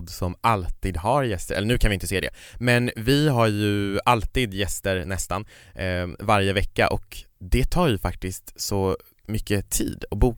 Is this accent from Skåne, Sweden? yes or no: no; Kiruna, Norrbotten County, Sweden; now in Stockholm, Sweden; Jag var ju uppe i Kiruna, där jag kommer ifrån. Det kanske inte hörs på min dialekt, jag har bott i Stockholm i många år